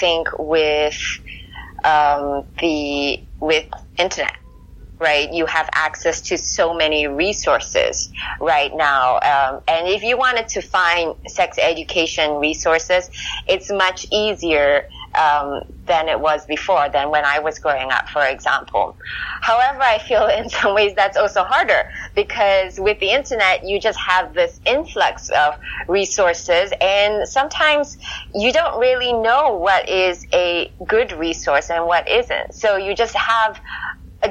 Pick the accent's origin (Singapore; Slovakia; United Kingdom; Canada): Singapore; moved away as an adult; also born or lived in California; When I was growing up in Singapore